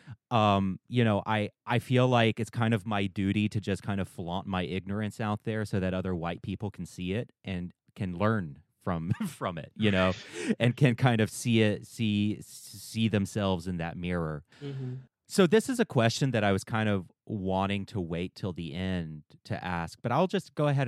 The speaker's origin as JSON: {"language": "English", "area": "the American South", "region": "Southern United States", "country": "United States", "tie": "born or raised there", "said": "I grew up in Southern white spaces where there wasn't much guilt over us owning slaves."}